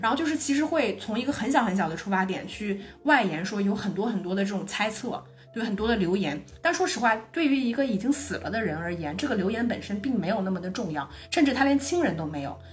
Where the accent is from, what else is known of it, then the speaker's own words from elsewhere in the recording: Northeast China, China; accent: Northeastern Mandarin; 我们说东北话感觉特别有传染性的这种嗯，语调